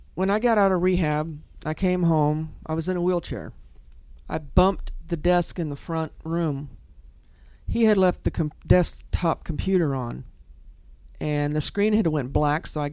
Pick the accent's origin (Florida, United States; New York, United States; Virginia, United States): Florida, United States; Kissimmee; I grew up in Kissimmee